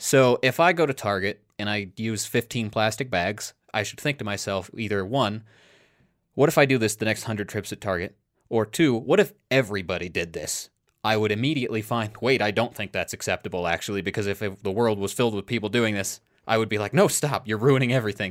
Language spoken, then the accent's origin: English; Iowa, United States; We grew up in Iowa